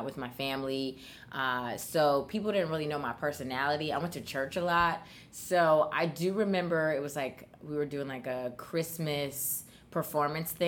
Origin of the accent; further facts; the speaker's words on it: Oakland, California, United States; now in New York City, United States; I was born here, but I was raised in Oakland, California.